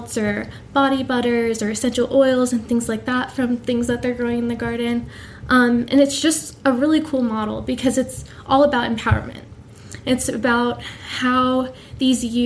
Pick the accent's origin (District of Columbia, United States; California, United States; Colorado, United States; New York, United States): District of Columbia, United States; Washington; moved away as an adult; I'm returning back home to my hometown of Washington, D.C. I grew up